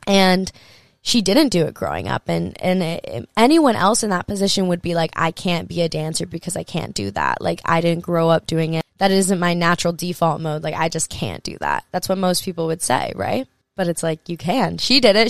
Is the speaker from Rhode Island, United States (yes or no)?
no; Hawaii, United States; I grew up in Hawaii.